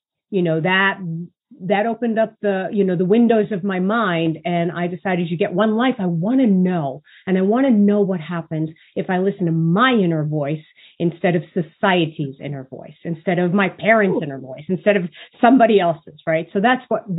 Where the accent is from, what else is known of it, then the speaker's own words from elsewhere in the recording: New York City, New York, United States; I grew up in Brooklyn, New York.